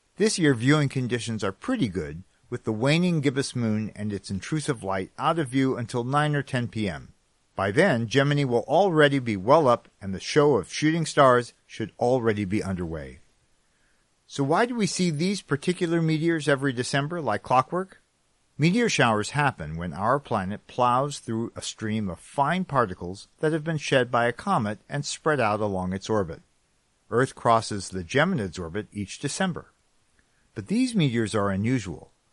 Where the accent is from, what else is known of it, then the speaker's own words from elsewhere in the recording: California, United States; now in New England, United States; I'm a Californian who ended up in New England